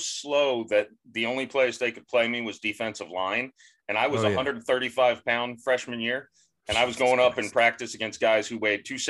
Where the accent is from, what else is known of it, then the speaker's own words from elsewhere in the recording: St. Petersburg, Florida, United States; St. Petersburg, Florida.